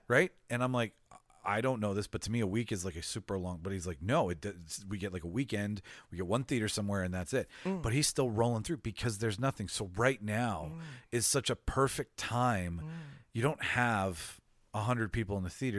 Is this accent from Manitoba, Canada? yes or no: yes; Winnipeg, Manitoba, Canada; It's about my hometown